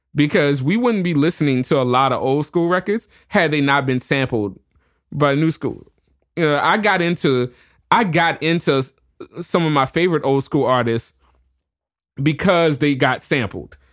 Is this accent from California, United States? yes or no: no; New Orleans, Louisiana, United States; I'm born and raised in New Orleans